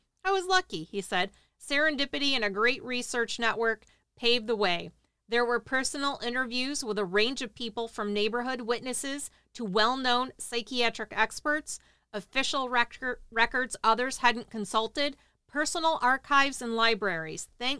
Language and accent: English; Texarkana, United States; I was born and raised in Texarkana, and my father … was the editor of the Gazette when the murders occurred